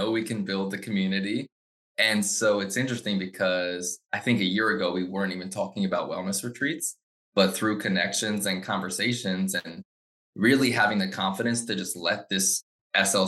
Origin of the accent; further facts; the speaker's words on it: Frederick, Maryland, United States; I grew up in Frederick. I love Frederick so much. So I grew up here